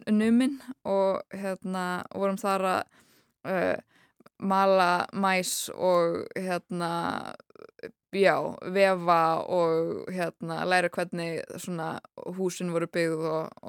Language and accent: Icelandic; Chapel Hill, North Carolina, United States; moved away; ég ólst upp í bandækunum í Chapel Hill í Náru Karlínu og þar var ég í grunnskóla í Frank Porter Graham Elementary School